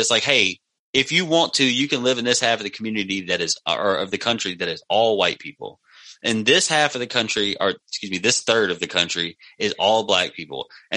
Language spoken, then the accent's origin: English; United States; what I've been raised to believe as an American